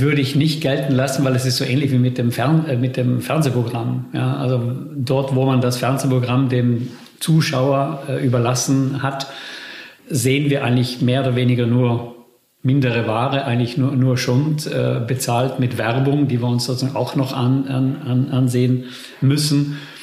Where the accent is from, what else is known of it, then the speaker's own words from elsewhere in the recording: Bolzano, Trentino-Alto Adige, Italy; moved away; also born or lived in Netherlands; meiner Heimatstadt Bozen